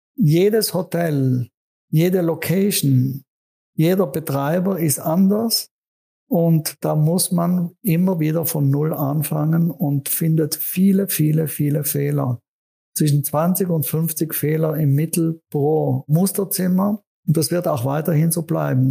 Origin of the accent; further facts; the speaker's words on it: South Tyrol, Trentino-Alto Adige, Italy; in meiner Heimat Südtirol